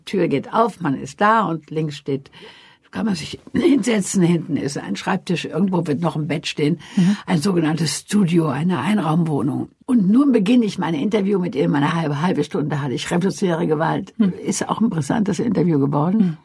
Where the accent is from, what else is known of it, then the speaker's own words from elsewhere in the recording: Wuppertal, North Rhine-Westphalia, Germany; also born or lived in a village in Franconia; ich bin in Wuppertal geboren und war dann sechs Jahre evakuiert auf einem, in einem fränkischen Dorf und dann kam ich zurück nach Wuppertal